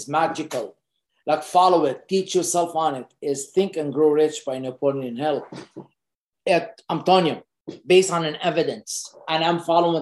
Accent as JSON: {"language": "English", "town": "Beirut", "region": "Beirut Governorate", "country": "Lebanon", "tie": "born or raised there", "moved": "as an adult", "lives_now": "Canada", "said": "I grew up in Beirut, Lebanon"}